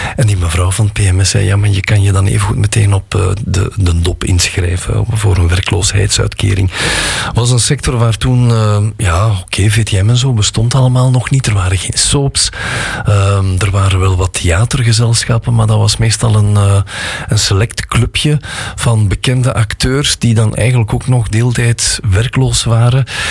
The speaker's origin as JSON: {"language": "Dutch", "town": "Gooik", "region": "Flanders", "country": "Belgium", "said": "ik kom uit Gooi"}